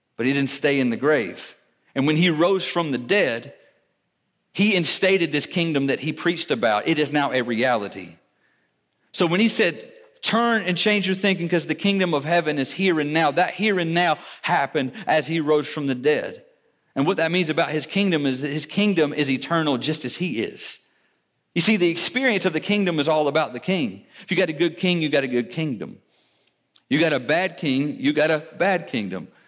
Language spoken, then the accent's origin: English; United States